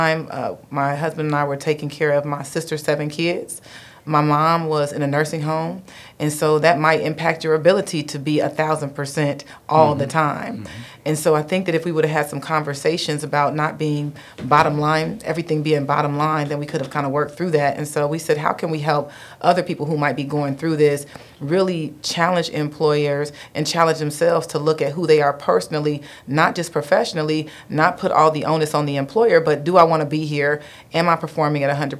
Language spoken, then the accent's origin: English; Dayton, Ohio, United States; also born or lived in Detroit / Alabama; I am actually from Dayton. So born and raised in Dayton